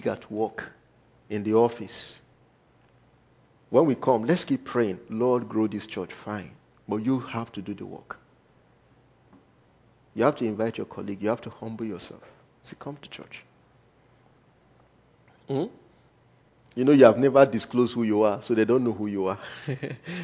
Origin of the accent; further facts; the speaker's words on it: Nigeria; first language Igala; English is a second language; moved away; me, being a Nigerian